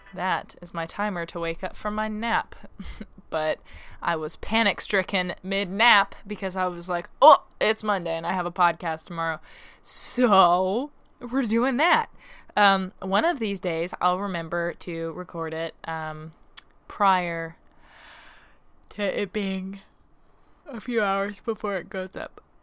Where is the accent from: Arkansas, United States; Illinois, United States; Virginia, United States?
Arkansas, United States; growing up in Arkansas